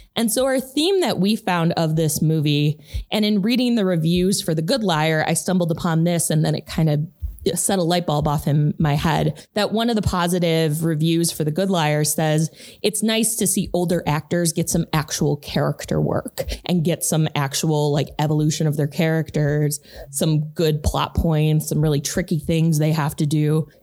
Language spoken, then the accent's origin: English; Chicago, Illinois, United States; we're from Chicago